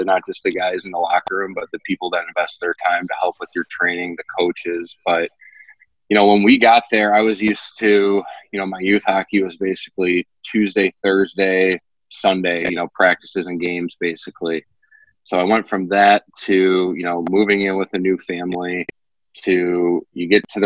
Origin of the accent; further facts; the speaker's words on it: outside Detroit, Michigan, United States; I grew up outside Detroit